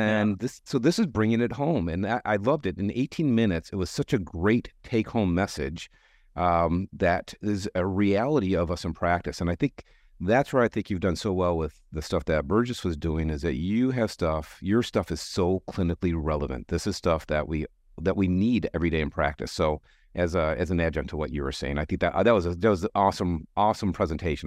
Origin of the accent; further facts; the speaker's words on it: Detroit, Michigan, United States; now in Chicago, United States; I grew up in Detroit